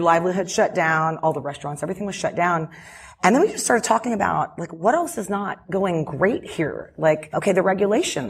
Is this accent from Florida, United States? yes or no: no; Houston, Texas, United States; moved away as an adult; also born or lived in Dallas; now in California, United States; I'm from Houston. I grew up here